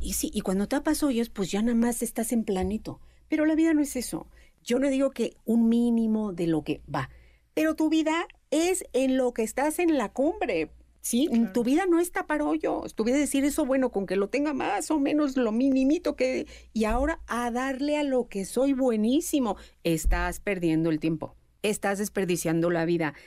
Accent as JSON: {"language": "Spanish", "country": "Mexico", "said": "nosotros somos mexicanos"}